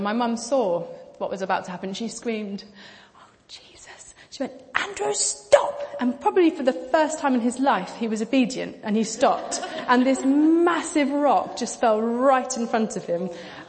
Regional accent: Pakistan; I grew up in Pakistan. I made reference to that when we did our panel. And I was a missionary kid. I lived there for 10 years.

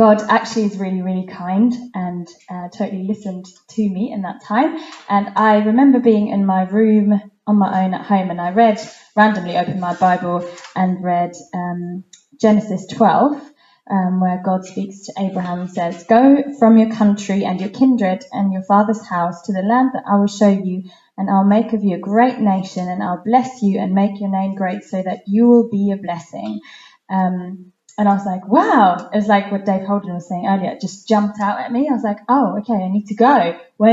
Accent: Germany; moved away; I grew up in Germany

